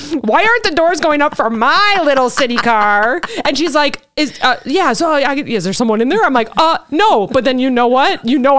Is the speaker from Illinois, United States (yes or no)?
yes; Illinois, United States; because we're from Illinois